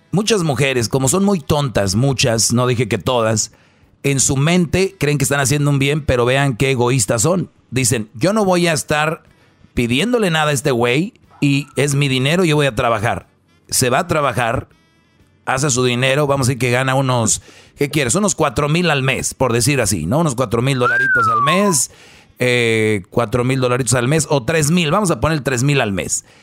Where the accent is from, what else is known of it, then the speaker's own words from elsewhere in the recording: Guatemala City, Guatemala Department, Guatemala; Soy de Guatemala, sí. De Guatemala.